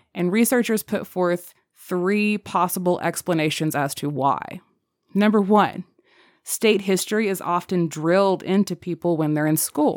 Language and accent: English; United States; we're American